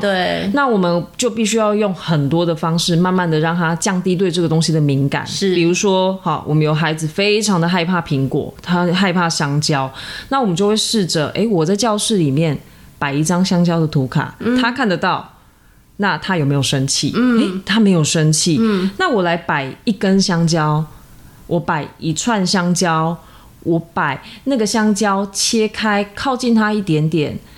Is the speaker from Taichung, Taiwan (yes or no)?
no; Tainan, Taiwan; 因为我是一个台南人，然后对吃有那么一点点执着